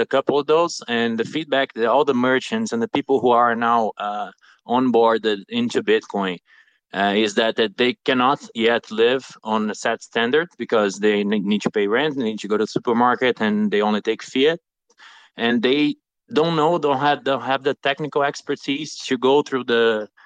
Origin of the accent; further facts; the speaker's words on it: Brazil; from Brazil